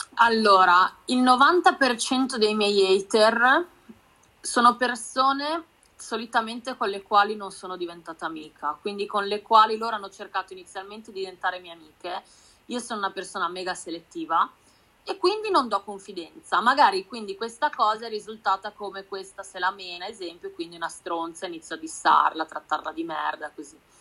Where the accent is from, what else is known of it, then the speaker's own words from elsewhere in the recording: Udine, Friuli-Venezia Giulia, Italy; now in Milan, Italy; Io sono di Udine, sono friulana, però vivo a Milano